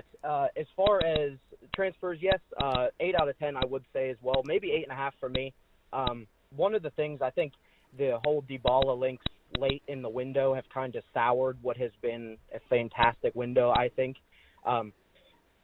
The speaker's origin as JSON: {"language": "English", "region": "Ohio", "country": "United States", "said": "I'm from Ohio"}